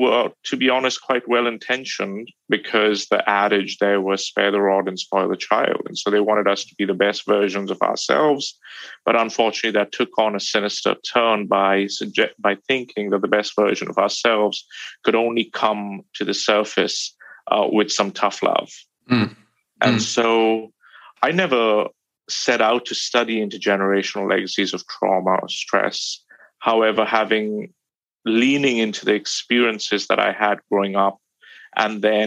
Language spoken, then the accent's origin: English; India; moved away; I grew up in India